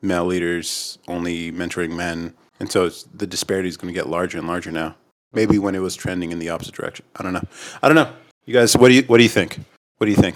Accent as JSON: {"language": "English", "country": "United States", "said": "I'm American"}